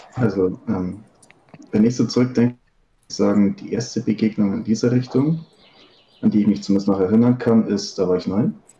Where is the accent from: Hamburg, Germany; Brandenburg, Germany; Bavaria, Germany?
Bavaria, Germany; Upper; 25, aus Oberbayern